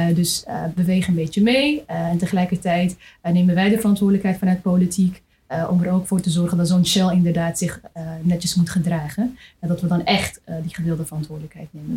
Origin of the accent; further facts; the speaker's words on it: Amsterdam, North Holland, Netherlands; ik ben zelf ook Amsterdamse